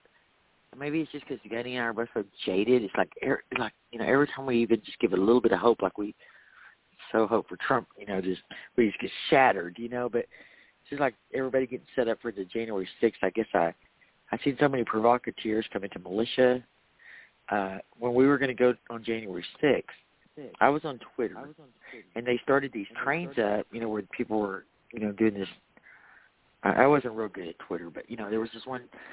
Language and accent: English; Waco, Texas, United States; I am from Waco